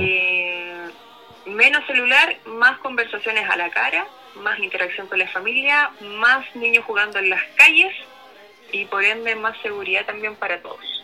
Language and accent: Spanish; Chile; es parte de nuestra idiosincrasia también como chilenos